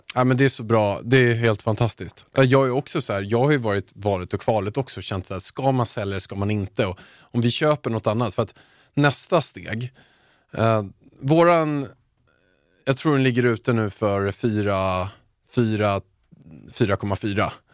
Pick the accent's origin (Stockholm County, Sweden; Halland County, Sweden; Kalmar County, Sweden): Stockholm County, Sweden; Haninge; jag kommer från Haninge.